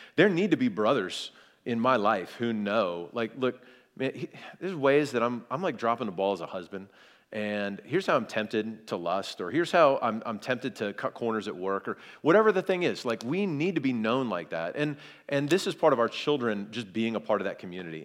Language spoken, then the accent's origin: English; South Carolina, United States; I'm from, I'm from South Carolina